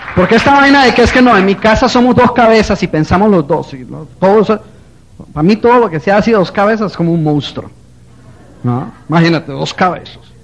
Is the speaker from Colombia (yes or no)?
yes; Colombia; moved away; also born or lived in New Jersey; Yo soy colombiano